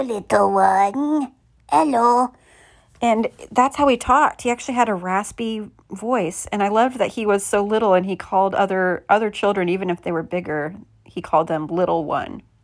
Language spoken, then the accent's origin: English; Midwest, United States; moved away; I'm from the Midwest